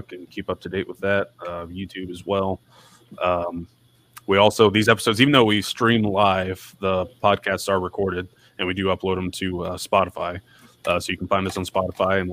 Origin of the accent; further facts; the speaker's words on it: Florida, United States; moved away as an adult; now in Cleveland, Tennessee, United States; I'm from Florida